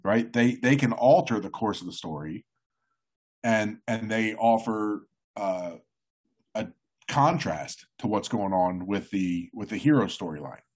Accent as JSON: {"language": "English", "region": "New Jersey", "country": "United States", "said": "I'm from Jersey"}